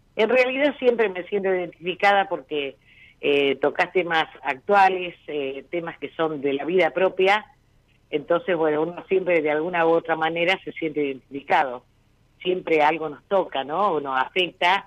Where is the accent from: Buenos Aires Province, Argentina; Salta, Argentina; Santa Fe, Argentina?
Santa Fe, Argentina; Rosario; yo soy de Rosario